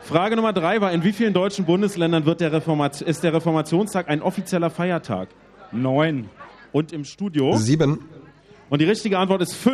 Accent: Austria; Ich komme aus Österreich.

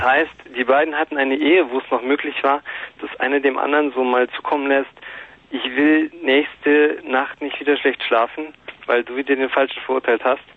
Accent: Bavaria, Germany; ich bin Bayer

